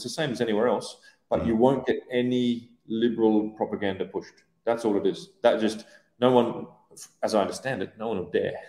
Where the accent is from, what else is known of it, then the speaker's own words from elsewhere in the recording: Australia; moved away as an adult; also born or lived in Iran / Iraq / Syria; now in Dubai, United Arab Emirates; I grew up in Oz